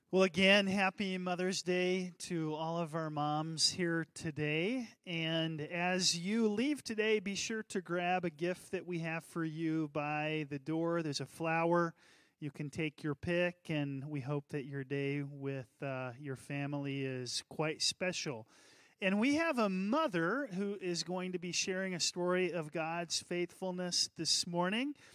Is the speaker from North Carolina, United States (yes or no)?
yes; North Carolina, United States; born or raised there